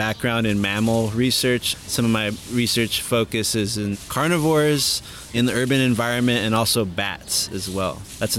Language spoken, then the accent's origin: English; Los Angeles, California, United States; I grew up here in Los Angeles, actually right across the street from Griffith Park, which is one of the biggest city parks in the country.